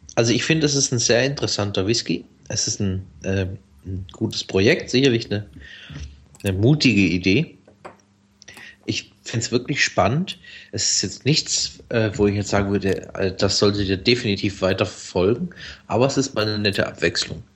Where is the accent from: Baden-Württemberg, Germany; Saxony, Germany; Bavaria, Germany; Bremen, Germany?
Baden-Württemberg, Germany; Black Forest; Ich bin ja aus dem Schwarzwald